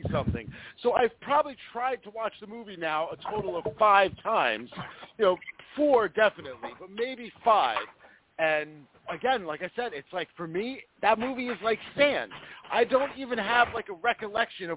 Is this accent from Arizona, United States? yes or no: no; New York, United States; now in New Jersey, United States; growing up in New York, like I've said 1,000 times, I didn't have cable at the time. So having cable in Jersey when I first moved out here in 1990-1991